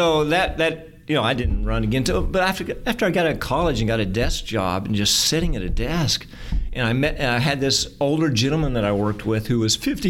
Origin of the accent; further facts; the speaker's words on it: Sapulpa, Oklahoma, United States; I was born in Sapulpa, grew up in Sapulpa. I now live in Sapulpa, and I'm an accountant.